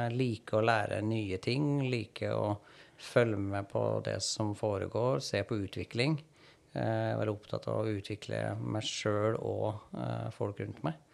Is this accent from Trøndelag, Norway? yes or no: yes; Trondheim, Trøndelag, Norway; moved away as an adult; also born or lived in Stavanger; now in Oslo, Norway; jeg er opprinnelig fra Trondheim